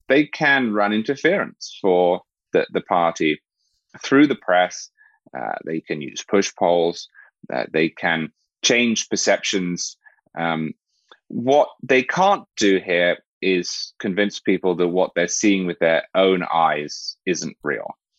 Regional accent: England, United Kingdom; moved away; I'm originally English

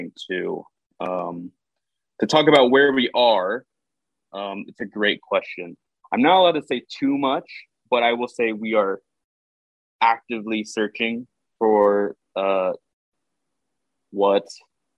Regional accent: Houston, Texas, United States; moved away as an adult; also born or lived in California / San Francisco; Houston is my home. I spent a lot of time out of Houston

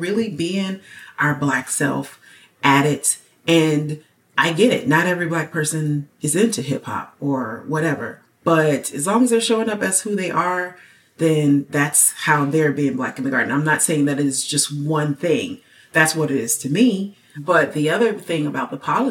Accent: United States; as an American

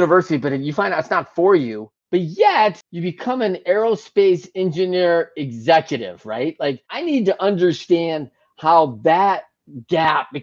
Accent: Great Lakes, United States; I grew up in the Great Lakes

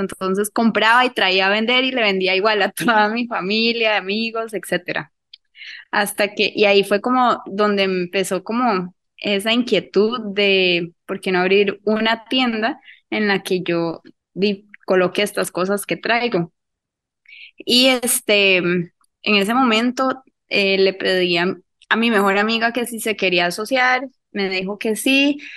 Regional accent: Cartago, Costa Rica; yo soy de Cartago, entonces es una pizzería de acá de Cartago

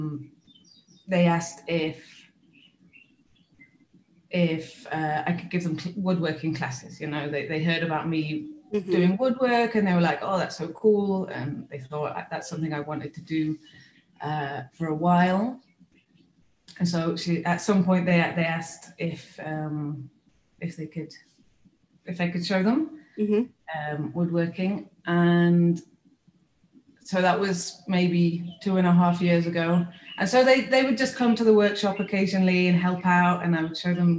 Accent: United Kingdom; moved away as an adult; also born or lived in Spain / Mexico; now in Oaxaca, Mexico; I am British, born and raised British from the UK

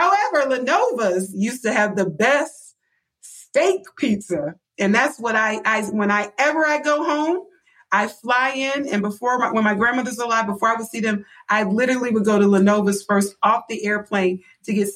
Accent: Buffalo, New York, United States; My hometown. I love Buffalo.

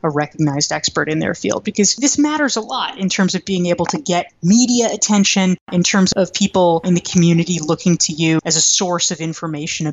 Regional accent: North Carolina, United States; I grew up in North Carolina

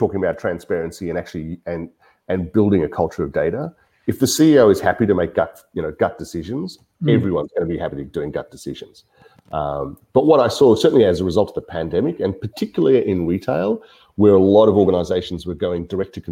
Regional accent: Melbourne, Victoria, Australia; I am from Melbourne. I've been here for most of my working life.

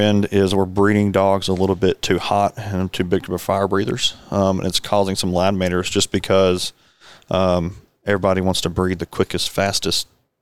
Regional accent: North Arkansas, United States; growing up in North Arkansas, there's a lot of cattle

